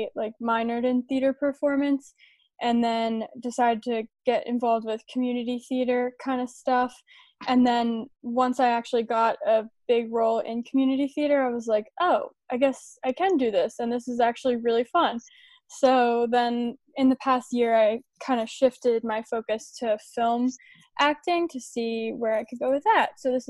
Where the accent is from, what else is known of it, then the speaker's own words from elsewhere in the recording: Delaware, United States; I'm from Delaware.